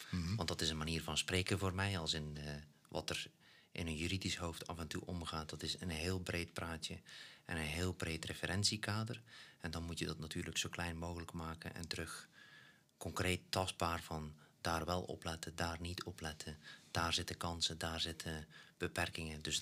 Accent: Belgium; En ook eh, als, als een Belg, ja, dan eh, ben je net nog iets kleiner dan Nederland

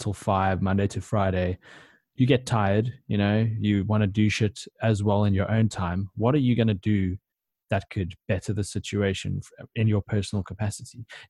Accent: South Africa; we're all South African

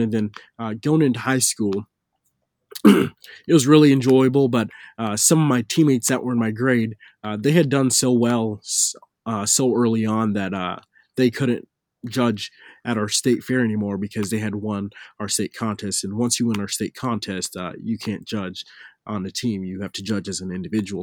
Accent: Fairville, Minnesota, United States; I'm from Fairville, Minnesota

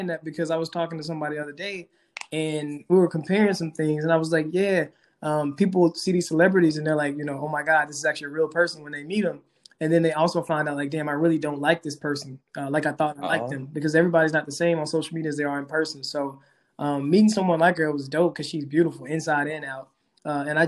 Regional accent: Helena, Arkansas, United States; moved away as an adult; also born or lived in Fayetteville, Arkansas; I grew up in Helena, Arkansas, Southeast Arkansas, poor, underrepresented area

